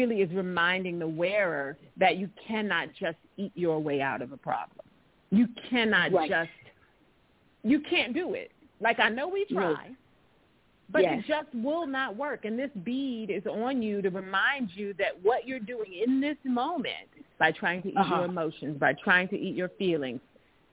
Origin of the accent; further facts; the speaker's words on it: Pasadena, California, United States; I'm from the hood. I'm from Pasadena. I'm from the neighborhood